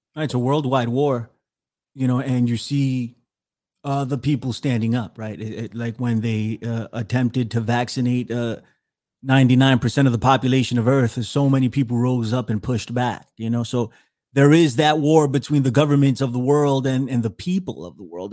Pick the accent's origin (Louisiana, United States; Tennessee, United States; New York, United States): New York, United States; New York City; I'm from the Bronx. I was born in the Bronx, raised in the Bronx.